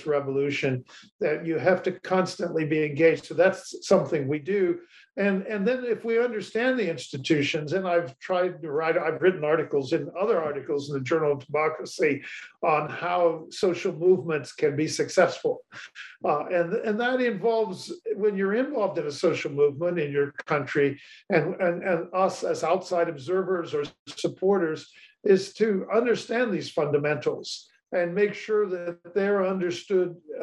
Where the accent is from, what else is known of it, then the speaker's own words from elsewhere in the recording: United States; as an American